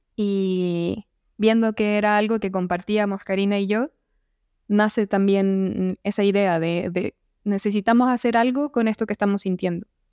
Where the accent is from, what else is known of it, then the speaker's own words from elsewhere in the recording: Chile; yo soy arquitecta chilena